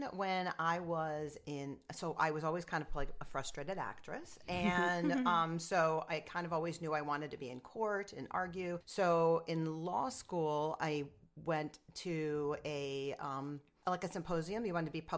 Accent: Rochester, New York, United States; also born or lived in Wellesley, Massachusetts / Buffalo, New York / Nassau County, New York; I'm from upstate. I'm from Rochester

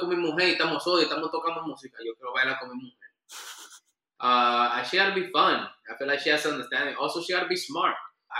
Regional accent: Nagua, María Trinidad Sánchez, Dominican Republic; I love Dominican cheese. I'm from Nagua.

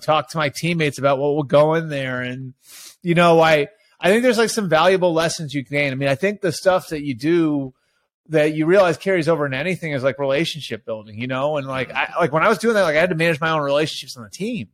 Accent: outside of Boston, Massachusetts, United States; moved away as an adult; also born or lived in Ohio; I grew up outside of Boston.

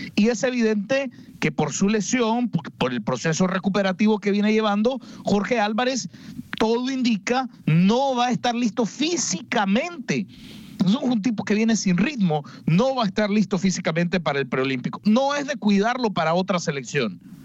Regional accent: Nicaragua; Mi nacionalidad, orgullosamente nicaragüense

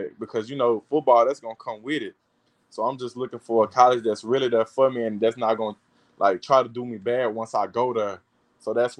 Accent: Louisiana, United States; LSU playing for my home state

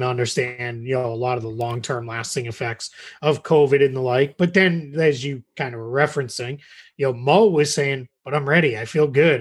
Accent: Massachusetts, United States; moved away as an adult; now in Orlando, United States; I grew up in Massachusetts.

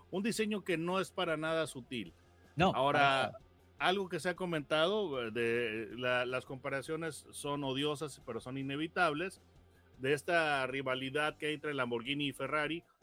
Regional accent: Mexico; conviértelo a millas porque yo soy mexicano, ¿verdad? Y pienso

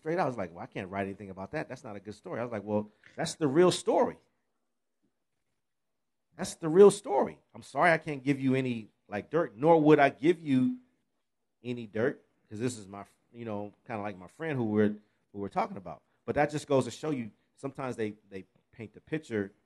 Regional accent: Pasadena, California, United States; I grew up in Pasadena and in L.A. area

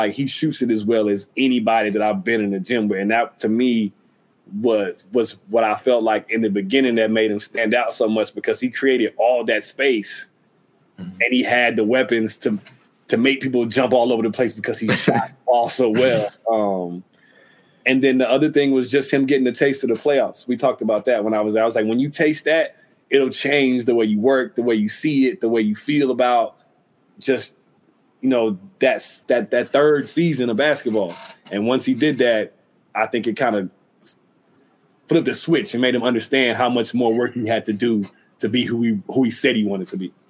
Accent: Utah, United States; I come from Utah.

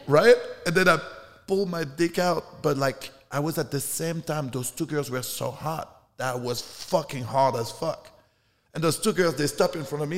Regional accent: France; moved away; I'm from France.

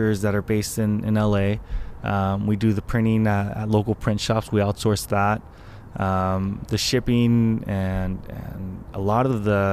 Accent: Anaheim, California, United States; also born or lived in Norco / Corona; now in Los Angeles, United States; then was here for about 6 years and then moved out to Anaheim.

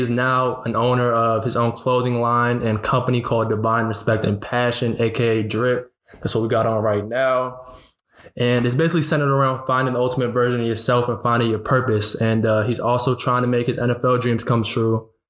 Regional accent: Virginia, United States; We're both from Virginia.

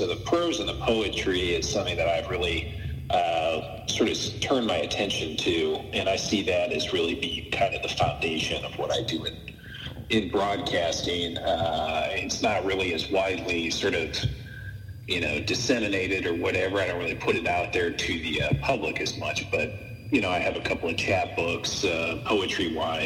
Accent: St. Louis, Missouri, United States; I am from St. Louis, but I just haven't spent as much time here over the last 5 or 6 years

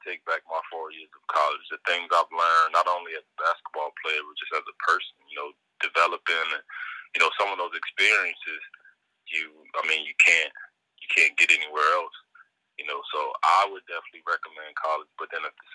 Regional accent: Tavares, Florida, United States; born or raised there

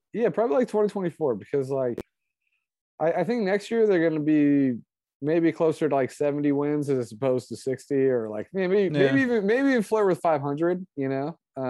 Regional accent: Moraga, California, United States; also born or lived in Alameda; I grew up in Alameda till I was 6, and I grew up in Moraga

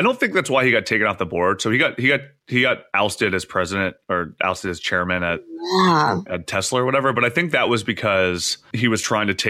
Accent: Canada; I only have a Canadian passport, which kind of weirds me out.

